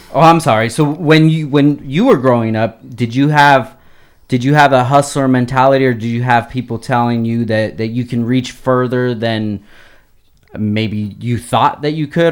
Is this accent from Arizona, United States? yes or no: no; Oxnard, California, United States; growing up in Oxnard